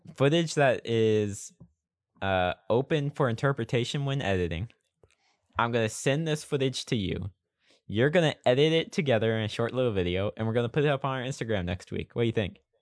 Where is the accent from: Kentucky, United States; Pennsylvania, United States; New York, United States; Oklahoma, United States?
Oklahoma, United States; born or raised there